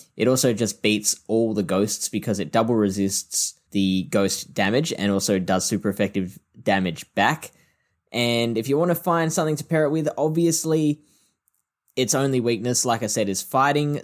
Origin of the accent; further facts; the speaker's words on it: Adelaide, South Australia, Australia; I am from Adelaide